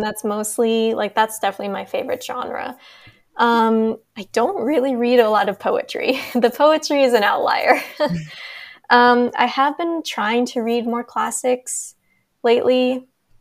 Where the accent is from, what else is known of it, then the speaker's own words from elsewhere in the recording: United States; as an American.